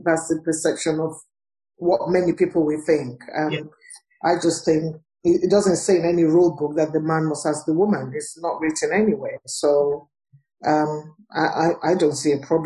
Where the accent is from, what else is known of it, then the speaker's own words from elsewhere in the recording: Nigeria; I'm from Nigeria